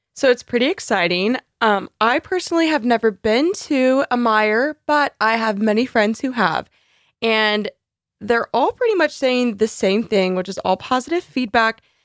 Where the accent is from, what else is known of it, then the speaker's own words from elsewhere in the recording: Texas, United States; moved away as an adult; now in Michigan, United States; As a Texan girly myself, um, I come from a state where there are maybe two seasons